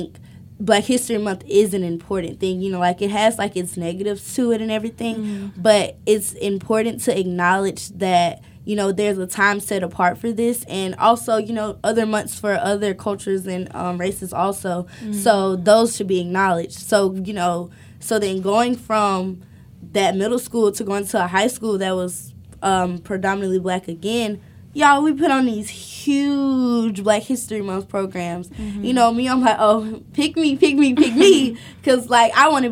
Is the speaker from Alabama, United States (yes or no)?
yes; Alabama, United States; I'm from the South. I'm from Alabama